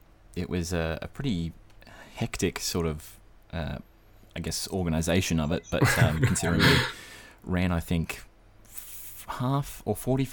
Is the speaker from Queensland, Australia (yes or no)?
yes; Brisbane, Queensland, Australia; now in Sydney, Australia; I was born in Brisbane, born and bred. Pretty much spent all of my childhood, my schooling life, in Brisbane, dealing with the heat.